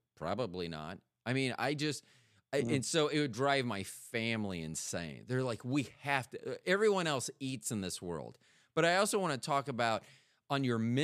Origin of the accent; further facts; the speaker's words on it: Tampa, Florida, United States; also born or lived in Kansas City; now in North Carolina, United States; I'm from Tampa